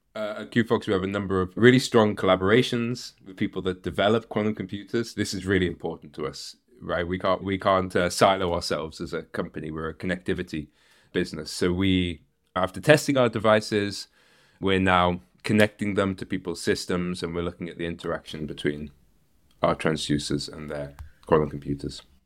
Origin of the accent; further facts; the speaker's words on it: United Kingdom; moved away; also born or lived in Netherlands; I'm a Brit